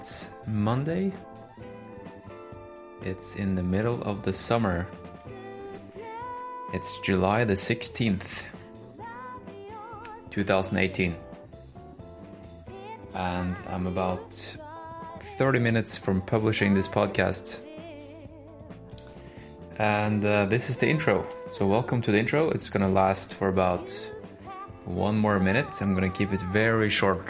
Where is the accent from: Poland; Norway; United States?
Norway; English is a second language; I'm Norwegian